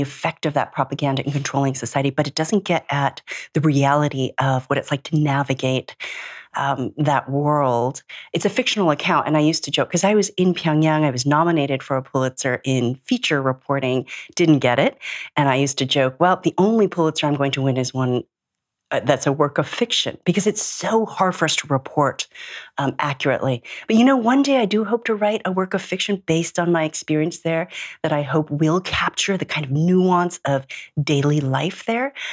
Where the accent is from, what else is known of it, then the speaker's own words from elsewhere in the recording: Minneapolis, Minnesota, United States; moved away; I was born and raised in Minneapolis, but my South Korean grandfather was a journalist in South Korea